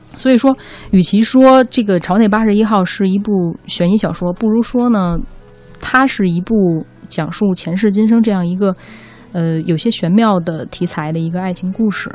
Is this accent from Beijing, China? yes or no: yes; Beijing, China; 我是比较土生土长的，呃，北京人